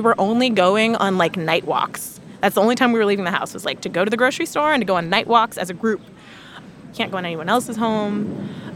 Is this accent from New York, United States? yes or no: no; Chicago, Illinois, United States; now in Washington, D.C., United States; I'm from Chicago. I live in D.C.